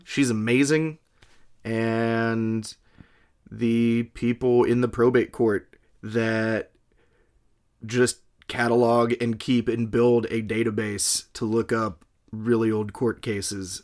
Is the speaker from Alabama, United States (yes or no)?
yes; Alabama, United States; I'm from Alabama.